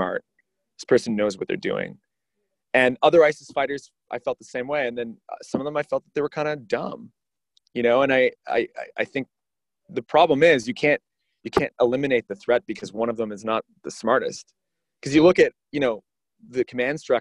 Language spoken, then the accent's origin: English; Canada; now in United States; as a Canadian, although I'm in the US now